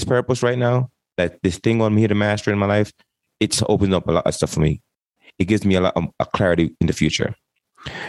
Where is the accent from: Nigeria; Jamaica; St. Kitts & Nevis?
Jamaica; moved away; I came from Jamaica in 1998 and joined the military